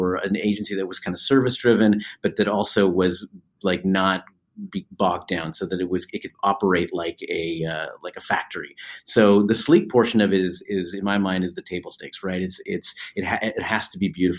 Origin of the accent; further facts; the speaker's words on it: California, United States; now in Boston, United States; I'm originally from California